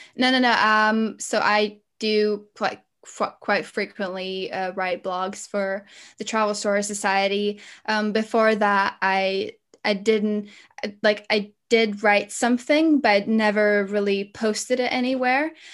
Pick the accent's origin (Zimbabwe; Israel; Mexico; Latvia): Latvia; moved away as an adult; also born or lived in London, United Kingdom; now in United Kingdom; I'm, uh, from Latvia, but at the minute I'm living here in the U K